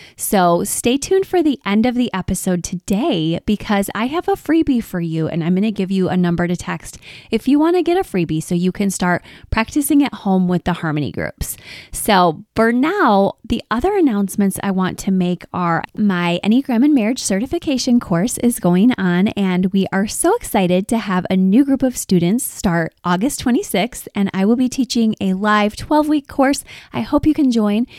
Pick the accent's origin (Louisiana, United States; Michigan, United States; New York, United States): Michigan, United States; Detroit; we are from Detroit